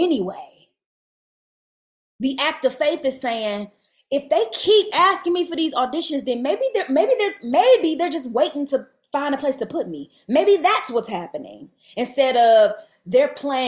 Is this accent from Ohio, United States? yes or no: yes; Cleveland, Ohio, United States; moved away; tour into my hometown and play Cleveland